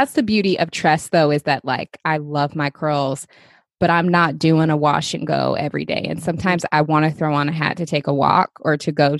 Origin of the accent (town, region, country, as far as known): Seattle, Washington, United States; born or raised there